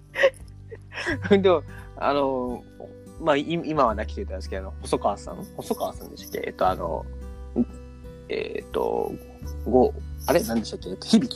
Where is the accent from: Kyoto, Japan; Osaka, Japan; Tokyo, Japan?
Osaka, Japan; 大阪人なんで